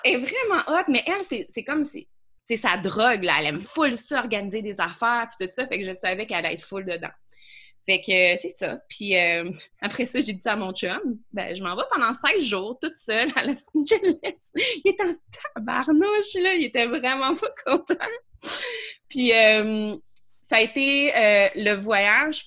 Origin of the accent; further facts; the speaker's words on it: Quebec City, Quebec, Canada; je viens euh, de Beauport, euh, à Québec, d'une famille qui, qui frôlait la pauvreté